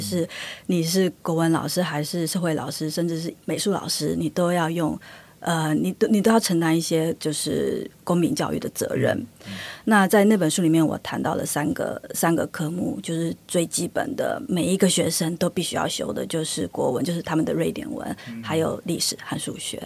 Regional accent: Taiwan; now in Sweden; 那台湾的方面，我是觉得可能就是因为历史的因缘，各，各种因素，所以我们的母语有一个很大的断层

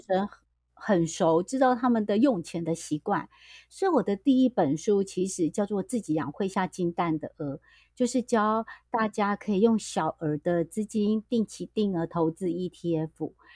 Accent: Taiwan; 像我觉得我们台湾啊

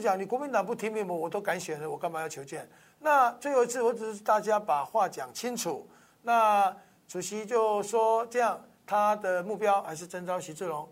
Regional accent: Taiwan; 我们台湾人

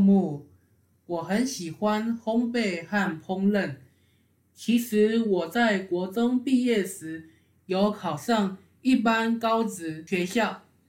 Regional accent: Kaohsiung, Taiwan; now in Taipei, Taiwan; 我是高雄人，我在台北初生，小学五年级时，跟着爸爸妈妈和妹妹回高雄住。

